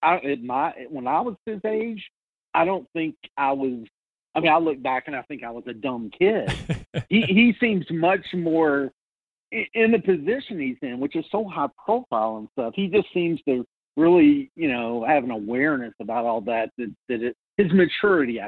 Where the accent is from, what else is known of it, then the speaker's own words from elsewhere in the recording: Louisville, Kentucky, United States; my hometown in Louisville